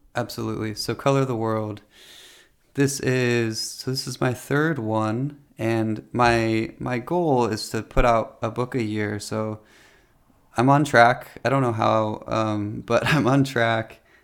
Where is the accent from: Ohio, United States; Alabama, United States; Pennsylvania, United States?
Ohio, United States; Delaware; I grew up in Delaware, Ohio, which it was a more country area than I live in now.